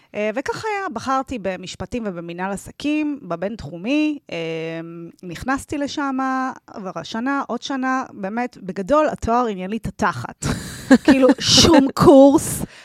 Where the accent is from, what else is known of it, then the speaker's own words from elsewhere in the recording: Tel Aviv, Tel Aviv District, Israel; moved away; גדלתי ברמת אביב